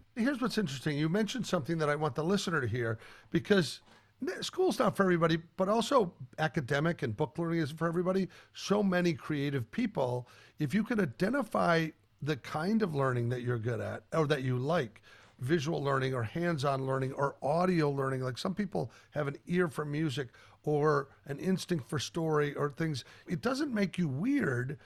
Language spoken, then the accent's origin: English; Colorado, United States; I grew up in Colorado.